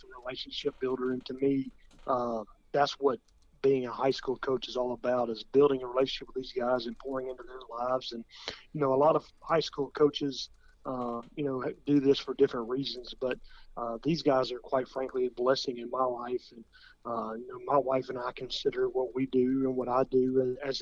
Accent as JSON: {"language": "English", "area": "Williamson County", "region": "Tennessee", "country": "United States", "tie": "born or raised there", "said": "growing up in Williamson County"}